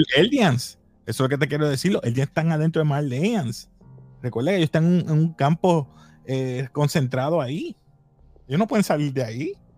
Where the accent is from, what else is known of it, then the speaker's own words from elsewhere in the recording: Puerto Rico; somos puertorriqueños